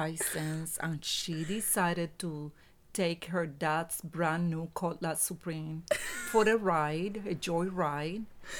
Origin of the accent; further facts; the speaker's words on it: Puerto Rico; Oh, it was awesome.